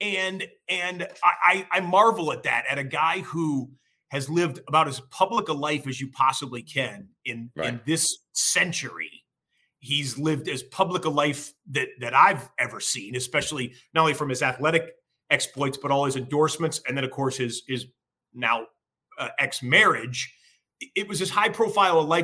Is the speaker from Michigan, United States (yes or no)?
yes; Detroit, Michigan, United States; I grew up in Detroit, Michigan, that area